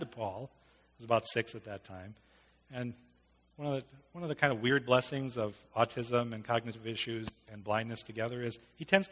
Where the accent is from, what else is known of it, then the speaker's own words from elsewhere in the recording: United States; an American male